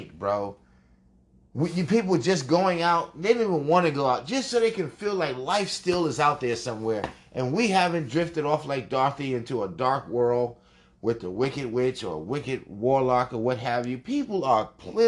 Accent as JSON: {"language": "English", "region": "New York", "country": "United States", "tie": "born or raised there", "said": "I was born at Mount Sinai Beth Israel Hospital in Manhattan"}